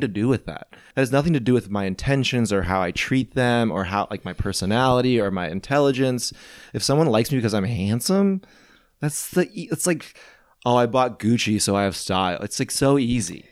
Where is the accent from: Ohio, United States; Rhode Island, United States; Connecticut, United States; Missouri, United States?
Missouri, United States; St. Louis; moved away; also born or lived in New England; I'm from Saint Louis